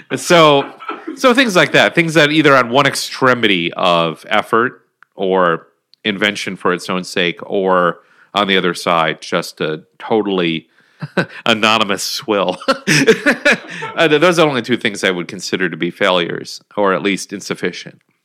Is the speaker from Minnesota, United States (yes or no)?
yes; Minnesota, United States; my home state